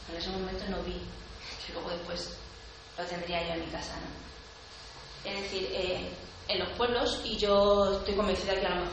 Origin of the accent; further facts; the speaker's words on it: a village 30 km from Cáceres, Extremadura, Spain; desde Cáceres hasta, hasta mi pueblo de 30